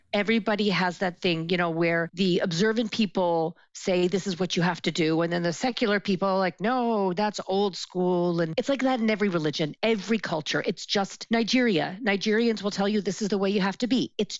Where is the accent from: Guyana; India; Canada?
Canada; Toronto, Ontario; moved away as an adult; now in Israel; So I grew up in Toronto. I'm 48 years old and I lived there till I was 42.